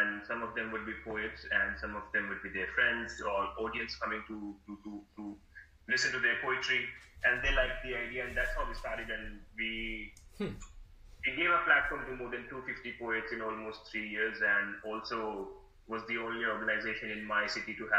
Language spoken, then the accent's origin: English; India; moved away as an adult; also born or lived in Melbourne, Australia; now in Australia; back in my city, back in India, I grew up in a very small, like a city of like 1 million people